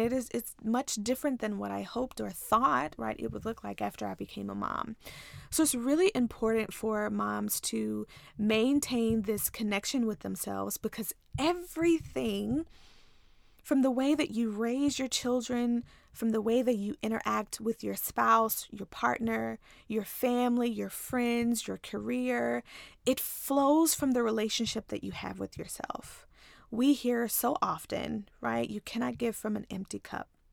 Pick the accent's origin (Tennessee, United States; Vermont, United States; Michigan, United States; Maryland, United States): Tennessee, United States; Ripley; moved away as an adult; also born or lived in Nashville, Tennessee / Texas; I'm actually from a small town in Tennessee called Ripley